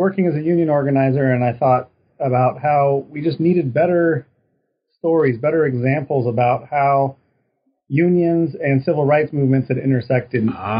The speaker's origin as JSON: {"language": "English", "town": "Reno", "region": "Nevada", "country": "United States", "moved": "yes", "lives_now": "Texas, United States", "said": "So I'm originally from Reno, Nevada."}